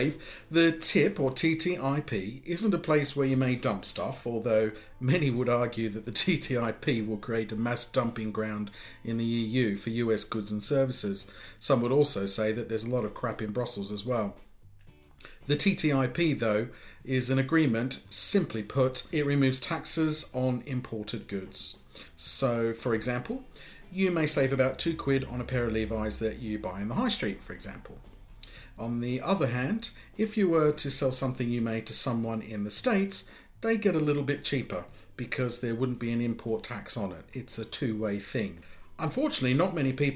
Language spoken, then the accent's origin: English; United Kingdom; me as a Brit